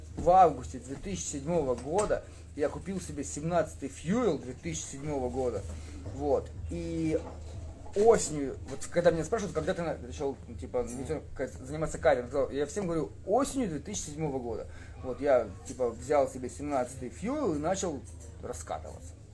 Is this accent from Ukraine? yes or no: yes; Skadovsk, Kherson Oblast, Ukraine; я не коренной скотовчанин, к сожалению или к счастью. Я туда приехал во втором классе. Ну, там учился, учился, учился